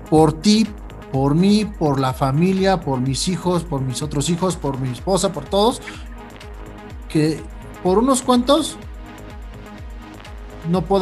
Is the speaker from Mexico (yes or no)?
yes; Mexico; Como persona me da mucho gusto porque soy mexicano.